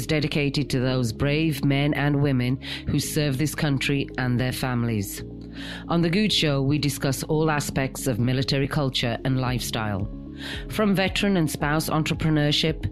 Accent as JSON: {"language": "English", "country": "United Kingdom", "moved": "as an adult", "lives_now": "United States", "said": "I'm a Brit"}